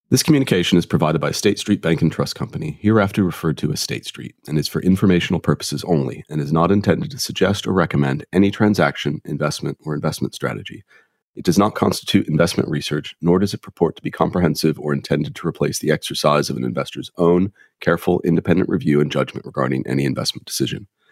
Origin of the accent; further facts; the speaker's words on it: United States; now in London, United Kingdom; being an American